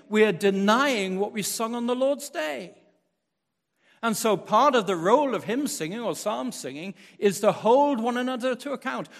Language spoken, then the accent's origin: English; Wales, United Kingdom; moved away as an adult; now in United States; growing up in Wales